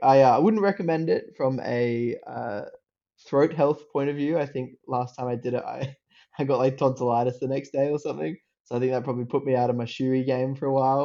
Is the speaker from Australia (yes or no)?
yes; Australia; accent: Australian; I grew up like in Australia. If you can if you can tell by the accent